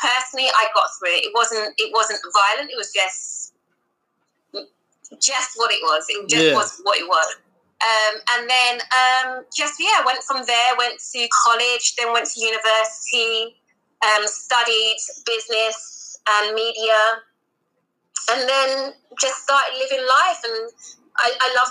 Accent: London, United Kingdom; also born or lived in Guyana; I was born in the UK, in London, in what you classify as West London, so the other side of London. And then I went to live in South America, in Guyana

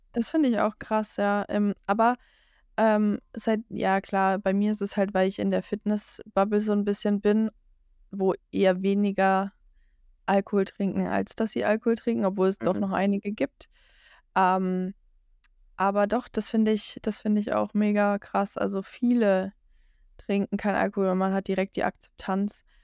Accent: Franconia, Bavaria, Germany; Ich, ich komme aus Franken, aber Franken ist in Bayern

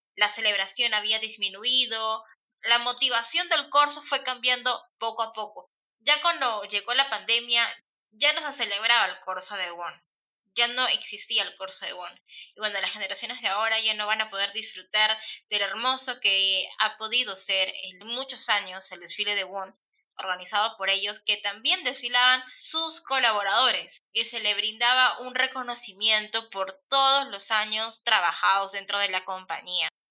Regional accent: Peru; en mi país, en Perú

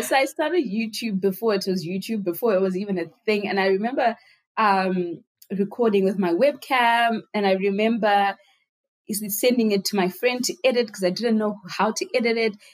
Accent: Harare, Zimbabwe; I was born and raised in Zimbabwe

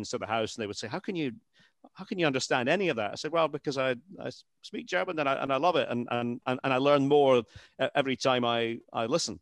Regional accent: Scotland, United Kingdom; moved away as an adult; I'm a Scot. I'm a proud Scot.

